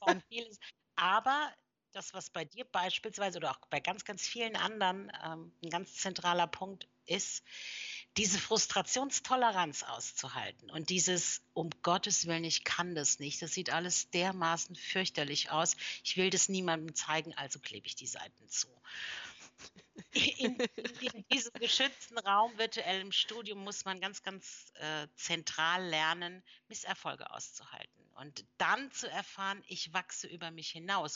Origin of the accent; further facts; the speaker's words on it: near Mannheim, Baden-Württemberg, Germany; moved away as an adult; also born or lived in Mainz / Frankfurt / Switzerland / Berlin; Und dann hat es mich wieder in meine Heimat zurückverschlagen, nämlich hier in der Nähe von Mannheim